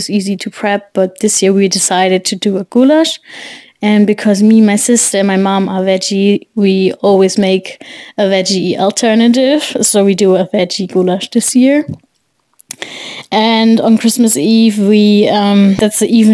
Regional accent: Germany; I'm from Germany too

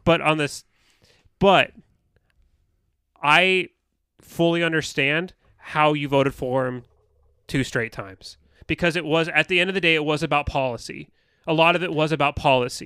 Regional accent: United States

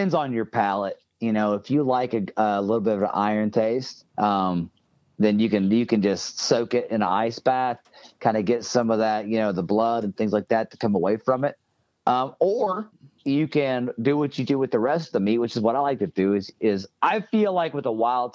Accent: Tennessee, United States; I'm from Tennessee

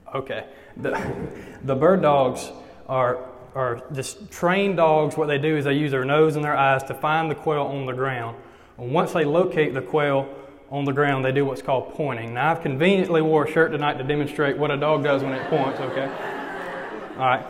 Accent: Eufaula, Alabama, United States; now in Troy, United States; I'm from Eufaula, the big bustling metropolis of Eufaula, Alabama

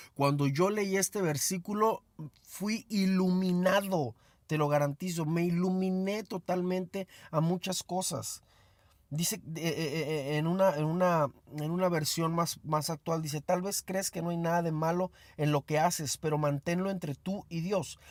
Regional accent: Mexico; Soy mexicano.

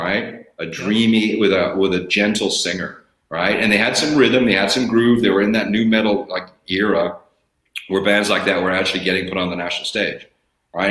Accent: Bakersfield, California, United States; moved away; I still have tremendous love in my heart for it, for my hometown, because I'm, it's my hometown.

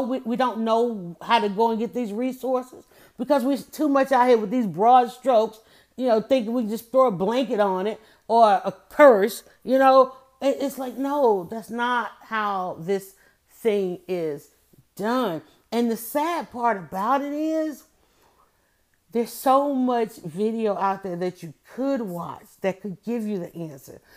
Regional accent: United States; being African American in America

